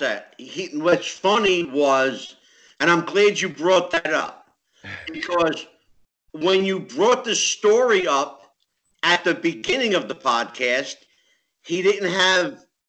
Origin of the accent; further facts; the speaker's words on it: the North, United States; I'm a Yankee from the North